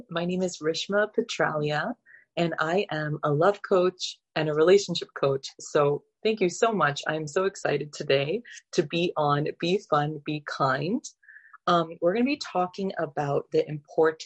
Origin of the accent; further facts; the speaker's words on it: Calgary, Alberta, Canada; moved away as an adult; also born or lived in Middle East; I grew up in Canada, in Calgary, Alberta